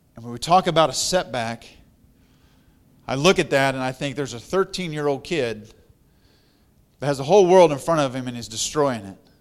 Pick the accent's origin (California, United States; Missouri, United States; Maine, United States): Missouri, United States; also born or lived in Colorado; I'm from Missouri